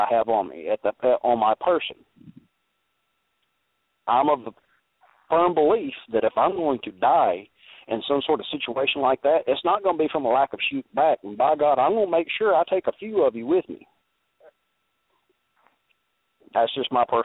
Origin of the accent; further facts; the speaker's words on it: Alabama, United States; I'm from Alabama